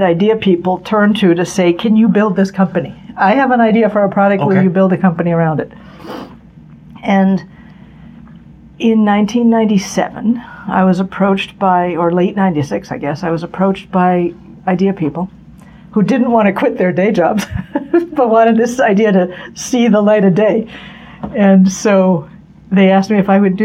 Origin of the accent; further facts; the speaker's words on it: Newton, Massachusetts, United States; We grew up in Newton, which is a suburb, you know, not far from Cambridge.